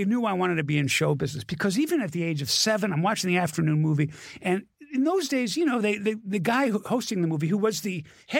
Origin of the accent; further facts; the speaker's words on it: Miami, Florida, United States; Miami, where I grew up.